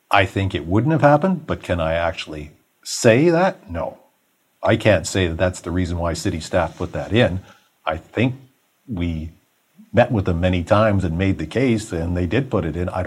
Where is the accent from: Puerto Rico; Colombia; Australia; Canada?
Canada; Toronto, Ontario; I grew up in Rexdale.